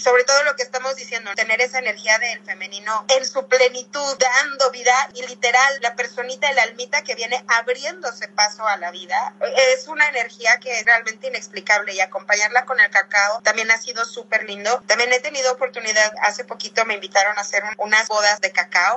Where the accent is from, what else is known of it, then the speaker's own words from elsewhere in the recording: Puebla, Mexico; yo soy de Puebla